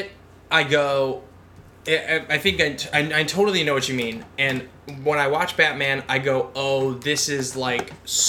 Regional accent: Midwest, United States; As a Midwesterner

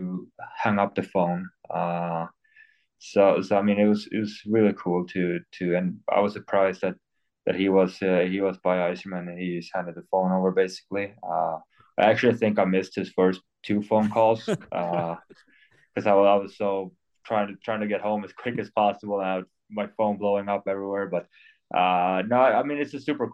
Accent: Sweden; English is a second language; now in Detroit, United States

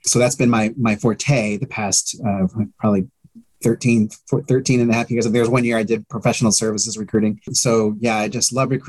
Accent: Denver, Colorado, United States; moved away as an adult; now in Maryland, United States; I reside in Maryland. I've been out here for almost 6 years. I was a transplant from Denver, which I miss.

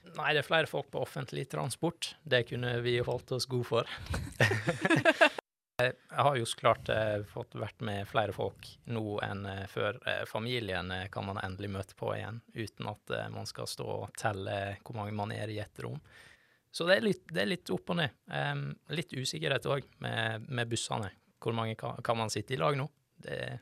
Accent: Førde, Vestland, Norway; moved away as an adult; now in Bergen, Norway; Jeg er fra Førde. Sogn og Fjordane.

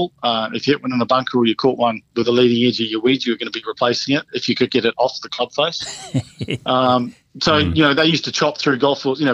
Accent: Dunedin, Otago, New Zealand; Balmaceda where I grew up

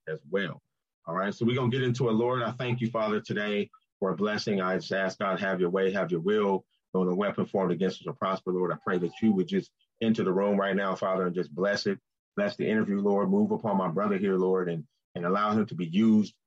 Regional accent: California, United States; moved away as an adult; now in Ohio, United States; I'm from California, man. I just moved to Ohio about a year and a half ago.

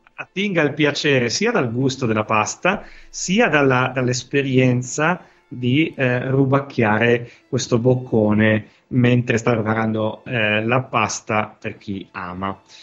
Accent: Piedmont, Italy; Dico buon piemontese

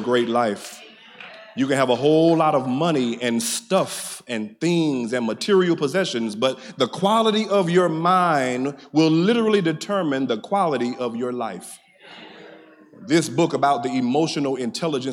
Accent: Middle Georgia, United States; I'm your cousin from Middle Georgia

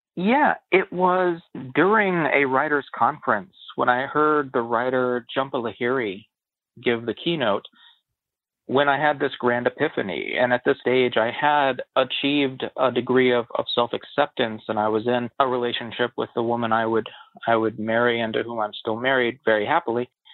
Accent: West Virginia, United States; I had planned to go to West Virginia University, the giant state school in my home state where my best friends were going

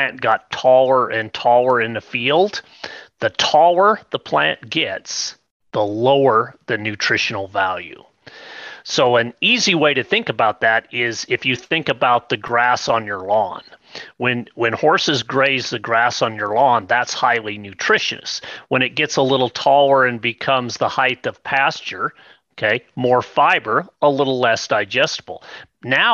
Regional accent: southern Idaho, United States; I grew up in Idaho where we're used to, southern Idaho

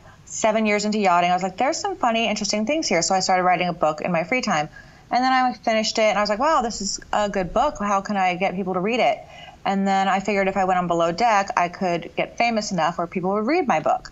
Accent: Melbourne Beach, Florida, United States; I grew up in Melbourne Beach, Florida, which is in the area best known for the space shuttle

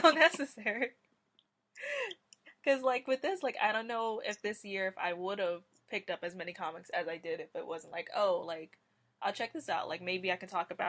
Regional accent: the South, United States; I come from the South, so I grew up around a lot of Southern music

